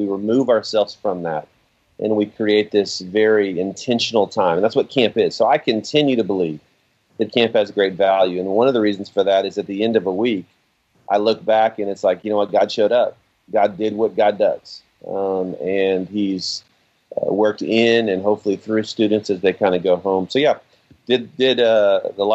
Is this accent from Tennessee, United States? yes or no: yes; Oak Ridge, Tennessee, United States; my home's Oak Ridge. I'm from East Tennessee as well